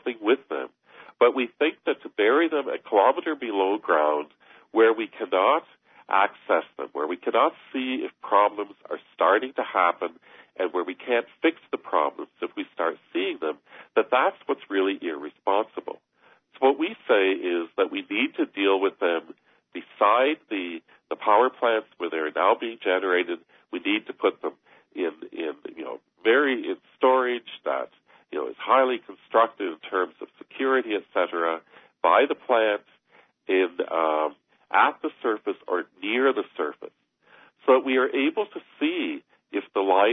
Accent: Harriston, Ontario, Canada; I was raised in Harrison.

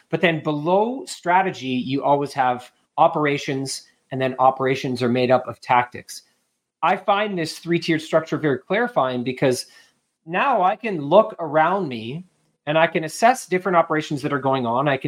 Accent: New York City, New York, United States; I grew up

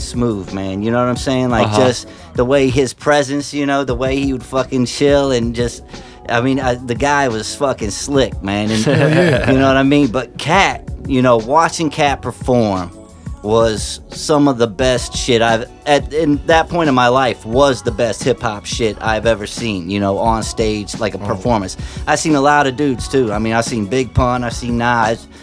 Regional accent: Myrtle Beach, South Carolina, United States; moved away as an adult; now in St. Louis, United States; I grew up in Myrtle Beach, South Carolina. A lot of people don't know that, but I spent most of my high school, middle school there

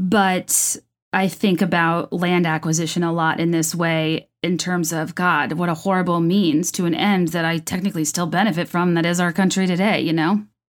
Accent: California, United States; born there; I was born in California, like, you know, whatever.

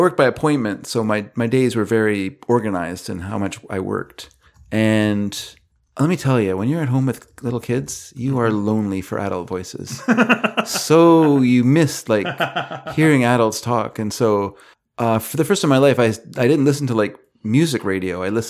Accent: British Columbia, Canada; we grew up here in the Lower Mainland where the First Nations people are very well hidden.

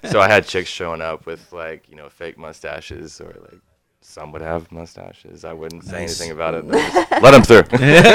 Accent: Dallas, Texas, United States; moved away as an adult; also born or lived in Houston; now in Nashville, United States; I was born and raised in Dallas.

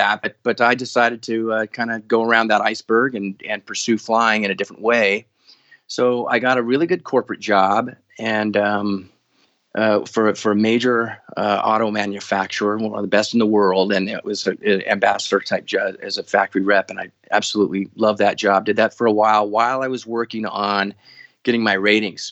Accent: Denver, Colorado, United States; I grew up in Denver, Colorado area

